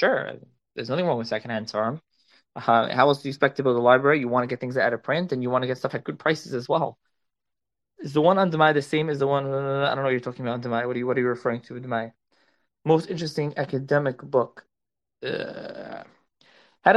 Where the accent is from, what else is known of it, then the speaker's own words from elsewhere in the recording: Philadelphia, Pennsylvania, United States; I am a Philly guy